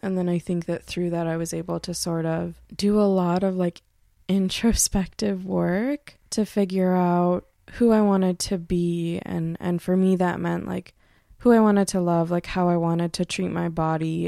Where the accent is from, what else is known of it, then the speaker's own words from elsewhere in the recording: Pontiac, Michigan, United States; now in Bellefonte, United States; I'm originally from the Detroit area, actually Pontiac, Michigan.